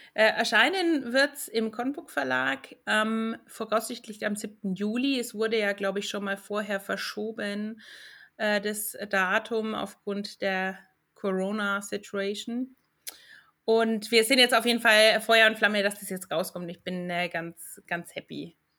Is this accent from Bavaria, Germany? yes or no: yes; Franconia, Nuremberg area, Bavaria, Germany; now in Finland; als Fränkin und aus der Nürnberger Gegend